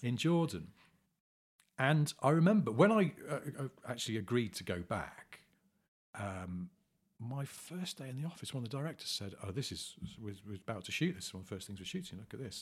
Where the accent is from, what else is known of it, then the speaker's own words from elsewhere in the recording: England, United Kingdom; we're English men